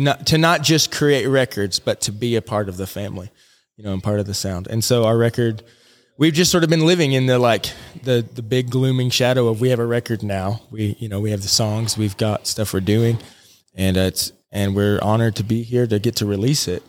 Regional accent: Alaska, United States; moved away as an adult; also born or lived in Nashville, Tennessee / Bethel, Alaska / Anchorage, Alaska / Florida; now in Jonesborough, United States; I grew up out in Alaska

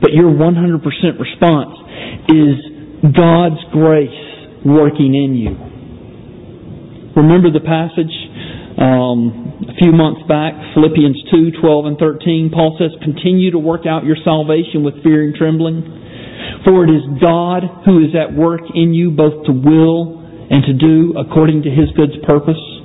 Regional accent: Georgia, United States; moved away; I'm from from Georgia originally

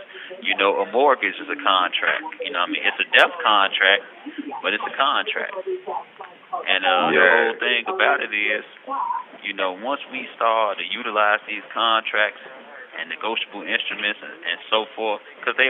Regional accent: United States; growing up in America

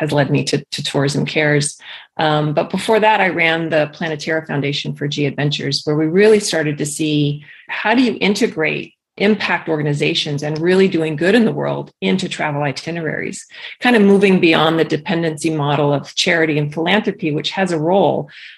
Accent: Key West, Florida, United States; born there; also born or lived in Biloxi, Mississippi / Ankara, Turkey; And so I was born in Key West, Florida, and I moved to Biloxi, Mississippi, and then I moved to Ankara, Turkey, and it just kept going and going and going.

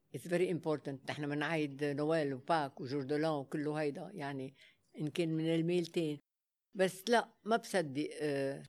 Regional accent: Lebanon; Arabic is a second language; also born or lived in Africa; انا اول لبنانيه يلا فتحت الباب للعرض الازياء

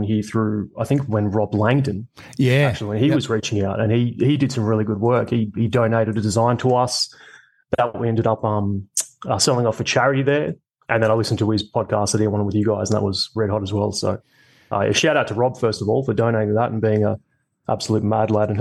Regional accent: Coffs Harbour, New South Wales, Australia; also born or lived in Sydney; I was born in Sydney originally. I moved to Coffs Harbour, so always in New South Wales

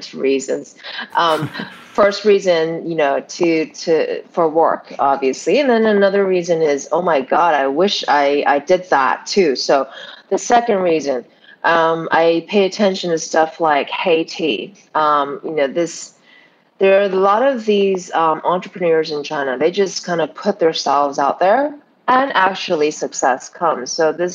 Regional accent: Canada; moved away; I was raised in Canada, I've been around the world, I've been kind of all over the place

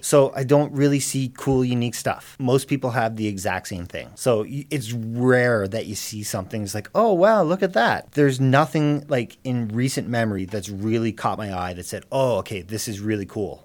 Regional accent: Cape Breton, Nova Scotia, Canada; moved away; I'm from Cape Breton originally

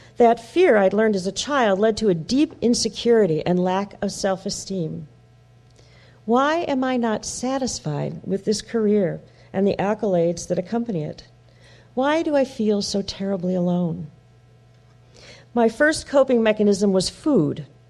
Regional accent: Wheeling, Illinois, United States; When I was born in Wheeling, Illinois, my mother was 17 and my father 18

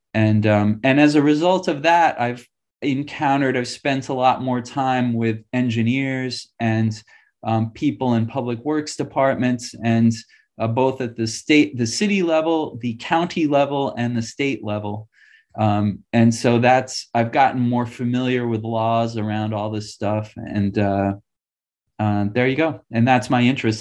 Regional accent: New York City, New York, United States; moved away; I grew up in New York City

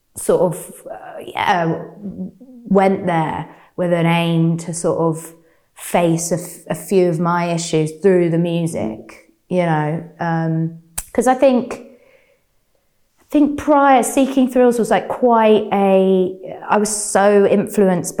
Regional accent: London, United Kingdom; growing up in London

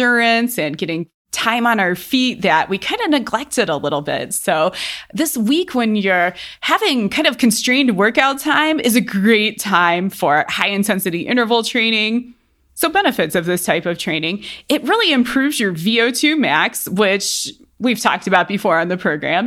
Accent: Cleveland, Ohio, United States; now in Colorado, United States; I spend a lot of time in Cleveland because that's where I'm from. That's where my family is.

